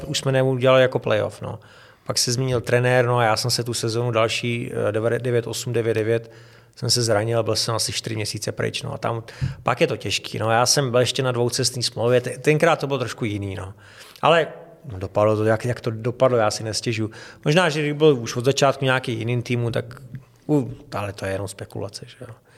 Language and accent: Czech; Czechia; also born or lived in Havlíčkův Brod; od nuly jsem vyrůstal v Hradci